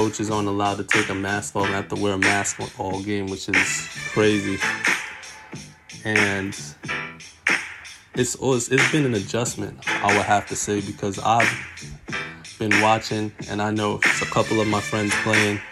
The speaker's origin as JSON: {"language": "English", "town": "New York City", "region": "New York", "country": "United States", "said": "I'm from Brooklyn, New York."}